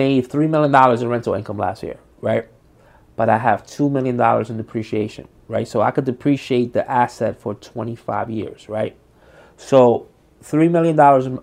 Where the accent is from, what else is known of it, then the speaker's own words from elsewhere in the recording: Paterson, New Jersey, United States; we're all from Patterson